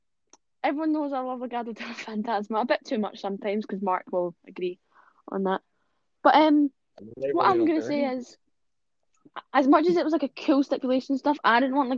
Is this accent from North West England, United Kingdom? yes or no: no; Scotland, United Kingdom; I'm from Scotland, so that is the UK.